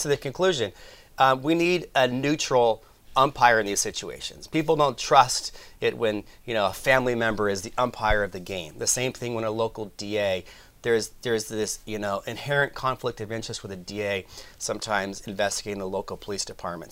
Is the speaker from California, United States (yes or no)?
yes; Sacramento, California, United States; here in Sacramento, my hometown